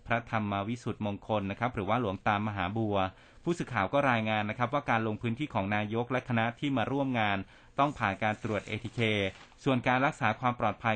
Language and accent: Thai; Nakhon Ratchasima, Thailand; ผมเป็นคนโคราชเป็นลูกอีสา